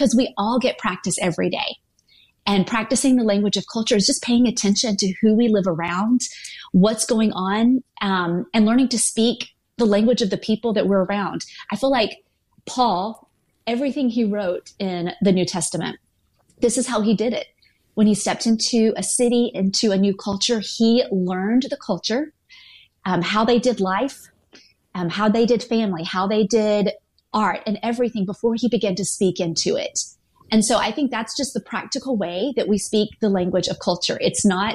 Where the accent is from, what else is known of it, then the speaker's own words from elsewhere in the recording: the South, United States; now in San Francisco, United States; my roots are in the South. So I grew up in the Bible Belt